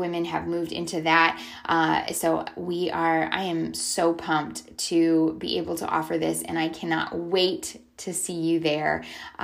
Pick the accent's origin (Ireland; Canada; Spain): Canada; also born or lived in San Diego; now in Charlotte, United States; I grew up in Canada